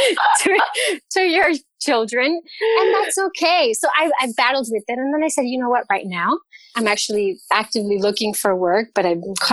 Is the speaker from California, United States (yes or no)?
yes; California, United States; moved away as an adult; now in Cologne, Germany; I left California. We're originally from California.